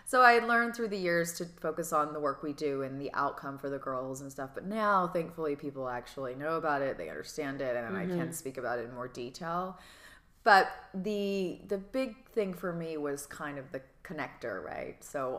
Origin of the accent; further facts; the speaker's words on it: Georgia, United States; I'm like, I'm from Georgia.